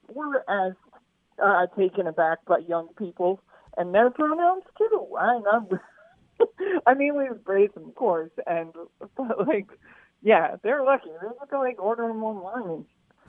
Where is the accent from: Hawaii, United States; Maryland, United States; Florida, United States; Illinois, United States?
Maryland, United States; Baltimore; moved away as an adult; now in Seattle, United States; I'm originally from Baltimore, but I moved to the Northwest about, like, 15 years ago